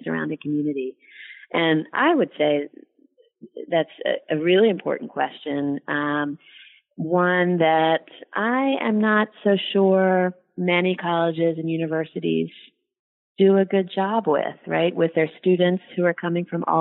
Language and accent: English; Philadelphia, Pennsylvania, United States; moved away as an adult; also born or lived in Virginia; I actually have now lived half of my life in the South, even though I'm from Philadelphia